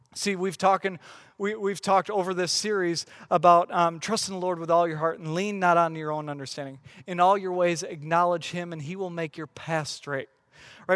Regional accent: West Michigan, United States; I grew up in West Michigan.

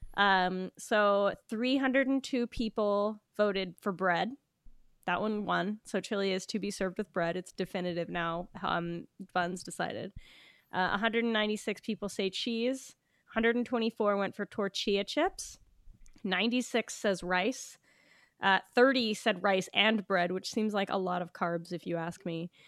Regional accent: West Coast of Canada, Canada; now in Toronto, Canada; I'm from the West Coast

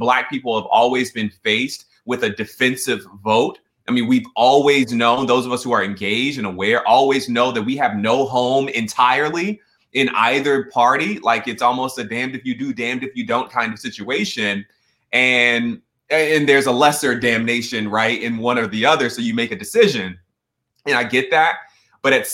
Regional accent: Atlanta, Georgia, United States; Growing up in Atlanta

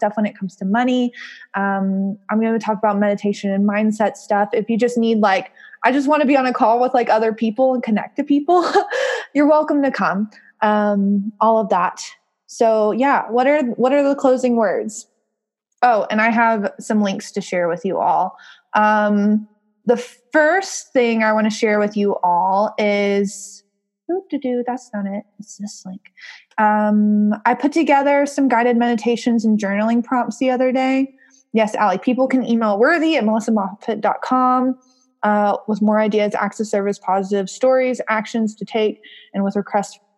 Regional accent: the South, United States; accent: southern; my southern accent

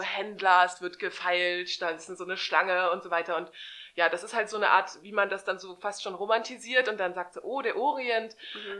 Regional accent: Hamburg, Germany; ich komme ja aus Hamburg, aus der schönsten Stadt der Welt

